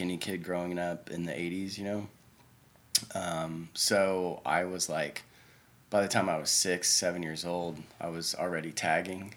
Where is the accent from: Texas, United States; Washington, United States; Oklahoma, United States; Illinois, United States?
Oklahoma, United States; Oklahoma City; I was born and raised here in Oklahoma City